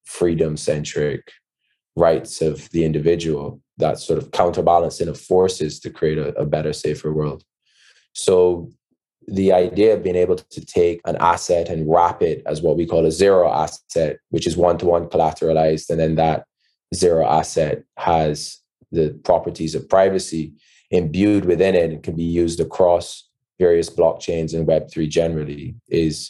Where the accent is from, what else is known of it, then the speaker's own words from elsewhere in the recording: Barbados; I'm from Barbados, co-founder, CEO of Panther